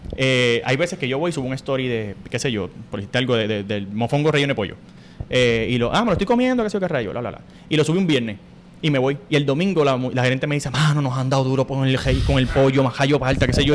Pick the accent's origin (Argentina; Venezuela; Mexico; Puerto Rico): Puerto Rico; Corozal; moved away as an adult; Yo me fui de Puerto Rico gracias a María